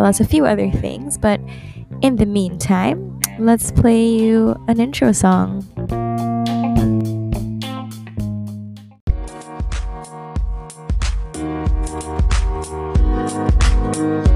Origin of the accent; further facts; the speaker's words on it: Manila, Metro Manila, Philippines; growing up in Manila